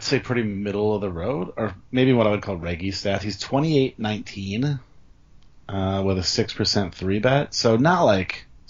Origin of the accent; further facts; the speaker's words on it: Michigan, United States; moved away; I'm originally from Michigan